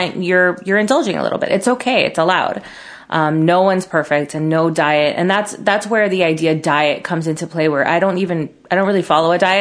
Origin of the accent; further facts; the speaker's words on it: Miami, Florida, United States; Growing up in Miami